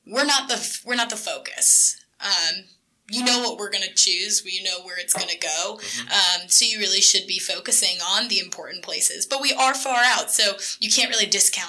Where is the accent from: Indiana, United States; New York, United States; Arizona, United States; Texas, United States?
New York, United States; Yes, I am from New York.